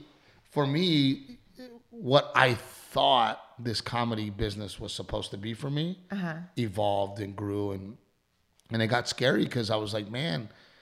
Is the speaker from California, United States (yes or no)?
no; Texas, United States; moved away; I'm from Texas.